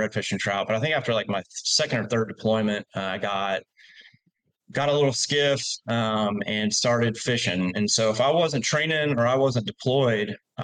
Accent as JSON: {"language": "English", "town": "Oviedo", "region": "Florida", "country": "United States", "tie": "born or raised there", "moved": "as an adult", "lives_now": "Choctawhatchee Bay area, Florida, United States", "said": "I grew up in East Central Florida. I just tell people Orlando. People don't know about Geneva or Oviedo or that area"}